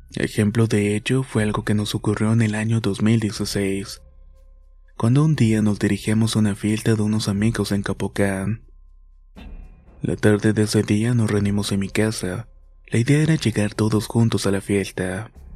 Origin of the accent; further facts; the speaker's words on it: Minatitlán, Veracruz, Mexico; de Veracruz. Mi ciudad Minatitlán